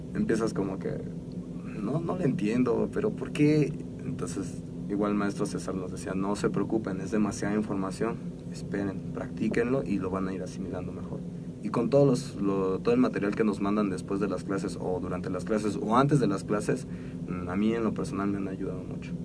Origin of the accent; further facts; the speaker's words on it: Mexico; como buen mexicano